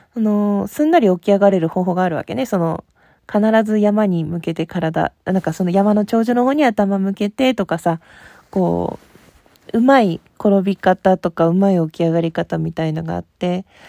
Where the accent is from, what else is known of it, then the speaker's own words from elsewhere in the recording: Hokkaido, Japan; 北海道出身